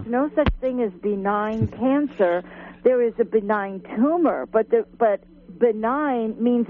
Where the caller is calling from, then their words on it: Phillipsville, California, United States; Yes, I'm from Phillipsville, and more than a question, I have a comment.